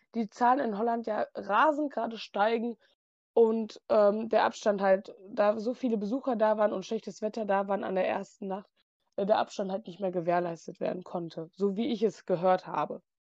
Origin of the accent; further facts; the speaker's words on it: near Movie Park Germany, North Rhine-Westphalia, Germany; komme von der Nähe aus dem Moviepark